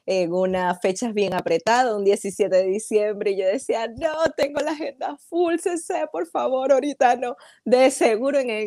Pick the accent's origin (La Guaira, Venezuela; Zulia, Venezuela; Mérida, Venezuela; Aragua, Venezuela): Zulia, Venezuela; Maracaibo; now in Tampa, United States; Sí, soy Zuliana de Maracaibo. Eh, tengo ya acá en los Estados Unidos cerca de cuatro años.